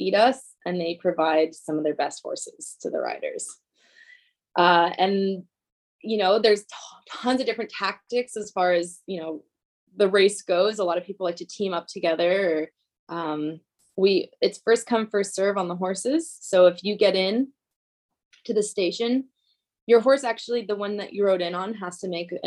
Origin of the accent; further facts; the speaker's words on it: Sonoma County, Northern California, United States; moved away as an adult; now in Northern Idaho, United States; I grew up in Northern California, in the Bay Area, North Bay Area in Sonoma County